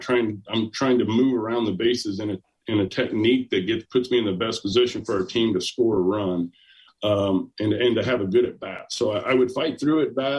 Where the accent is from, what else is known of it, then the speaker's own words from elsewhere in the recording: Jasper, Indiana, United States; I'm from Jasper, Indiana. I'm from Southern Indiana.